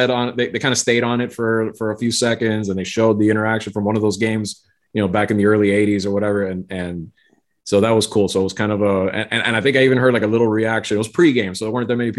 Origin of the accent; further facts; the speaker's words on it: Miami, Florida, United States; moved away as an adult; now in Tallahassee, United States; we grew up and we're from Miami. We've been there. We've lived our lives there